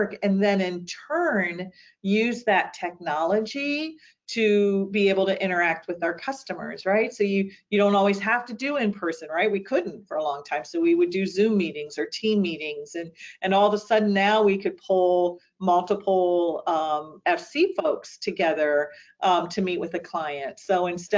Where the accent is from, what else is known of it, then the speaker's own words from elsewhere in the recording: St. Marys, Ohio, United States; also born or lived in Worthington, Ohio; I grew up in St. Mary's, Ohio